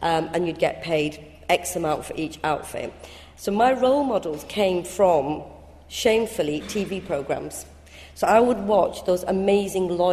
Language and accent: English; Bradford, Yorkshire and the Humber, United Kingdom; accent: northern; English is a second language; I'm from Bradford, as you can probably tell by my quite strong northern accent